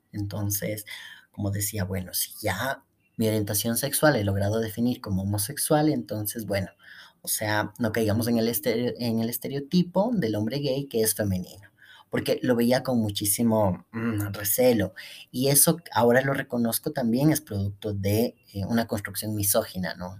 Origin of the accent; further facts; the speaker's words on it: Ecuador; La Universidad Central, donde yo estudié, em, acoge a más de 50.000 estudiantes en el periodo en el que yo estaba. Y lo que vendría a ser en mi país